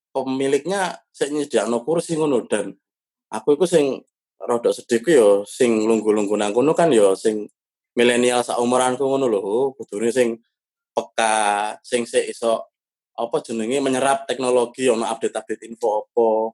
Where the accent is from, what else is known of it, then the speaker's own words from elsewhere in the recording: Surabaya, East Java, Indonesia; now in Jakarta, Indonesia; keluargaku dewe, sing nang Surabaya apa kampungku